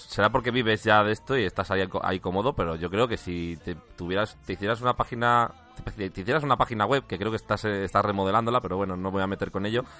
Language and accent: Spanish; Valladolid, Castile and León, Spain; moved away as an adult; now in Madrid, Spain; yo soy de Valladolid, ¿eh? yo llevo en Madrid ocho años